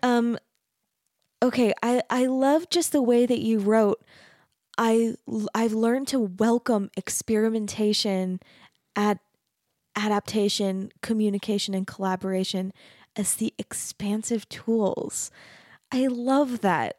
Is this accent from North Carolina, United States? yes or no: no; Mesa, Arizona, United States; moved away as an adult; also born or lived in Denton, Texas; now in Utah, United States; I grew up in Arizona, which I grew up in a really, really Mormon community. Mesa